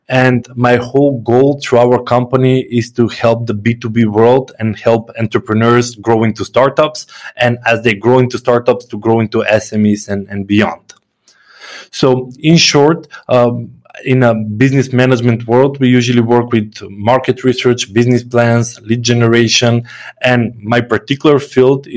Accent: North Macedonia; I come from Macedonia. It's a very small country

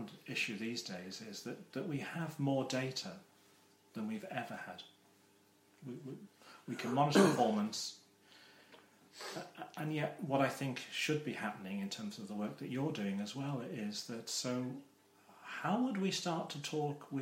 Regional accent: Wales, United Kingdom; when I was growing up in Wales

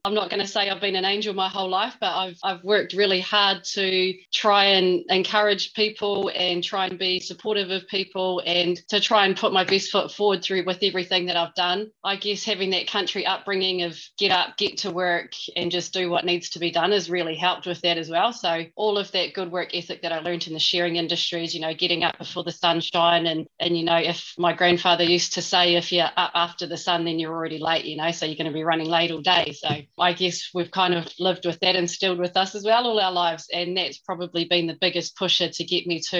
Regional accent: Milton, Otago, New Zealand; moved away as an adult; also born or lived in Balclutha, New Zealand; now in Coromandel, New Zealand; I was born in a little town called Balclutha in South Otago and then raised in an even smaller town called Milton

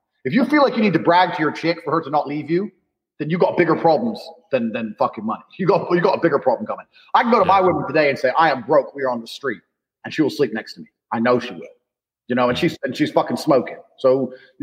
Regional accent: Indiana, United States; moved away as an adult; also born or lived in London; I grew up in Indiana, in Indiana. And I moved to London. It was the same game, so I moved again

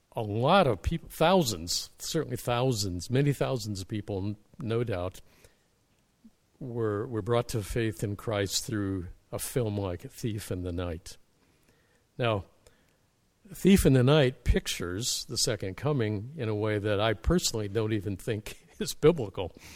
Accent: Middle America, Midwest, United States; moved away as an adult; now in Canada; as a youth in my church back in Middle America

